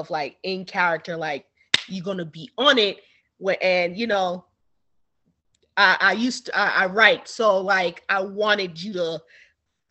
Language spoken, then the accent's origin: English; Jamaica; I'm a Jamaican